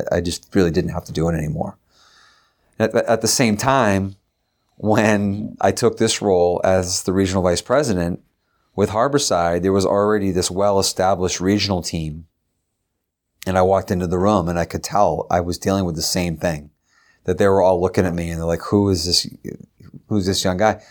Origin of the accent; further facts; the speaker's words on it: Derry, New Hampshire, United States; also born or lived in Concord, New Hampshire; I was from Derry.